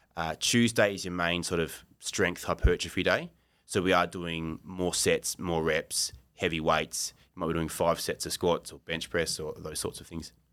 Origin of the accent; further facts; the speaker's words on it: Australia; moved away as an adult; now in Japan; I'm an Australian.